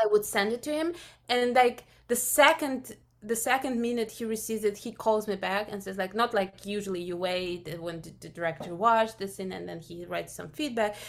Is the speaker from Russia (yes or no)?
yes; Russia; moved away; I'm originally from Russia